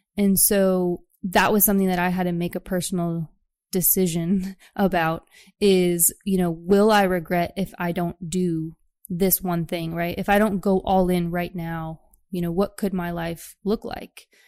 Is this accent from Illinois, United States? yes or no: yes; Chicago, Illinois, United States; moved away as an adult; also born or lived in New York City; I'm actually from the Chicagoland area